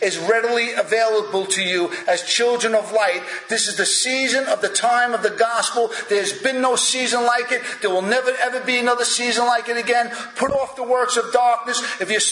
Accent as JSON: {"language": "English", "country": "United States", "tie": "born or raised there", "said": "I was born in America"}